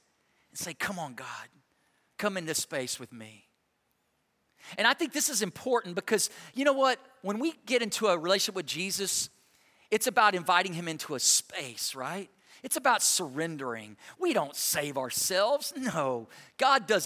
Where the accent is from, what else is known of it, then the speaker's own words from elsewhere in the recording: Texas, United States; I grew up in Texas